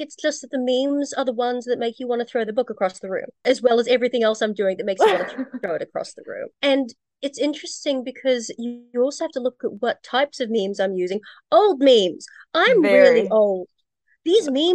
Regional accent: New Zealand; by being Kiwi, it's Kiwi humor

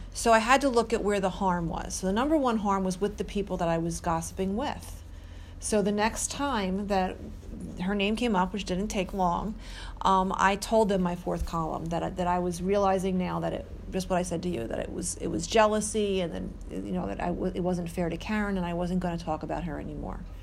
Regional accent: Mount Laurel, New Jersey, United States; now in Mount Holly, United States; I grew up in Mount Laurel, I live in Mount Holly

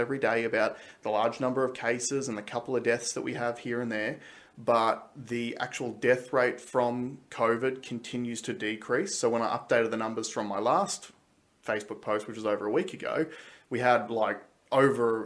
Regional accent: Australia; as Australian citizens

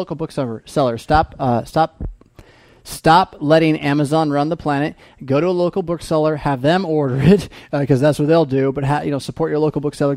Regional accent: United States; we as American Christian Lutheran English speakers

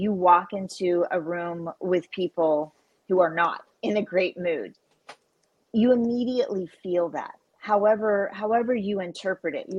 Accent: Oklahoma, United States; I grew up on a cattle ranch in a very rural part of Oklahoma.

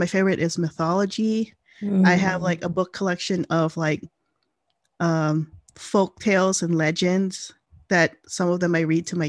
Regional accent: Philippines; now in United States; I grew up in the Philippines

